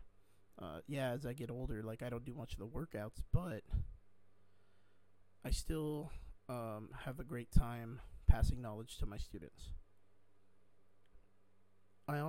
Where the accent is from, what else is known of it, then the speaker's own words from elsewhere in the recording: South Texas, United States; I come from South Texas